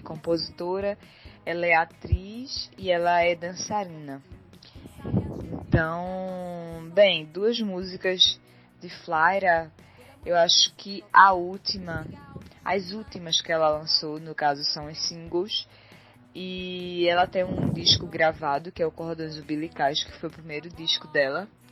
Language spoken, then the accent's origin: Portuguese; Recife, Pernambuco, Brazil; eu sou de Recife, Pernambuco